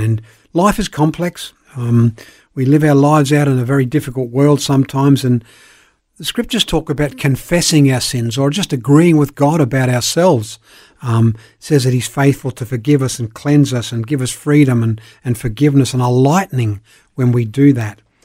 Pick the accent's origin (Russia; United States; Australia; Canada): Australia; Elizabeth, South Australia; also born or lived in Belfast, Northern Ireland / Perth / Sydney; I grew up in Elizabeth, played a lot of sport, was with high school, went to university